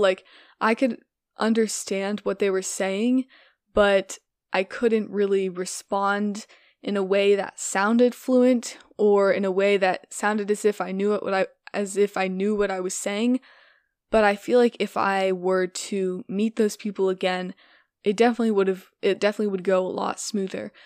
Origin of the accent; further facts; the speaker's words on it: United States; first language English; as a native English speaker and as an American